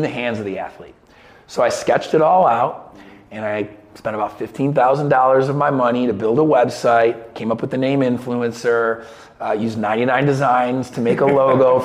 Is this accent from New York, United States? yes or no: yes; Syracuse, New York, United States; moved away; also born or lived in Birmingham; up to Syracuse, my hometown